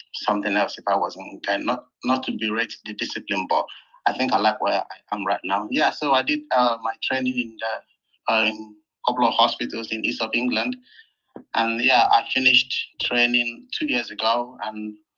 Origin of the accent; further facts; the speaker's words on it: Port Harcourt, Rivers State, Nigeria; moved away as an adult; now in United Kingdom; I'm from Port Harcourt. I work here in the UK.